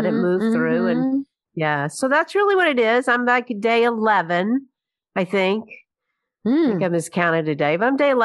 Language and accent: English; Birmingham, Alabama, United States; moved away as an adult; also born or lived in New York; now in Birmingham, United States; I moved back to Birmingham from New York, right, in New York, 35 years, came back to Birmingham